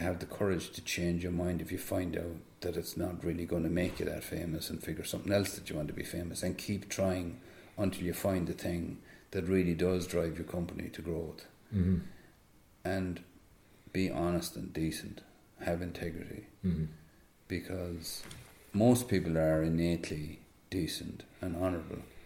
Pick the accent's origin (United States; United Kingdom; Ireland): Ireland; Tipperary, Munster; also born or lived in Netherlands; I'm from Tipperary